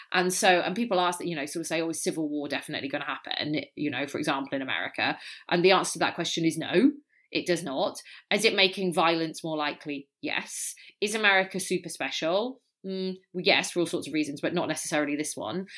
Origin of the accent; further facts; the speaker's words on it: Wales, United Kingdom; now in California, United States; I'm Welsh.